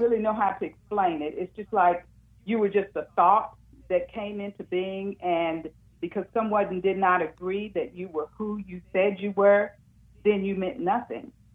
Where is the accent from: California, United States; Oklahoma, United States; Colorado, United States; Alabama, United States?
Oklahoma, United States; Muskogee; I grew up in Muskogee, Oklahoma